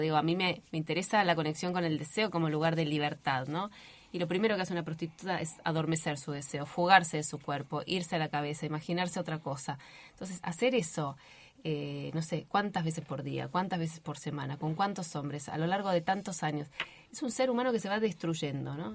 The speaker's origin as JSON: {"language": "Spanish", "town": "Río Gallegos", "region": "Santa Cruz", "country": "Argentina", "tie": "born or raised there", "also_born_or_lived": "Río Turbio", "said": "yo soy nacida en Río Gallegos, el secundario lo terminé en Río Gallegos"}